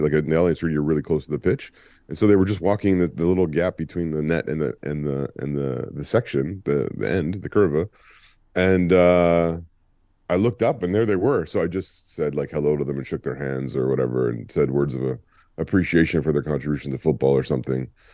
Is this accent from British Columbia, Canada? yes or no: no; Ontario, Canada; growing up in Ontario